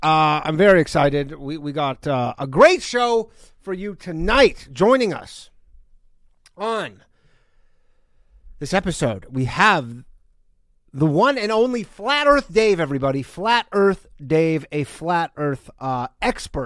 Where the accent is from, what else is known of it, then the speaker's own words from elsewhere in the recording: Canada; moved away; I am Canadian, or was. I still am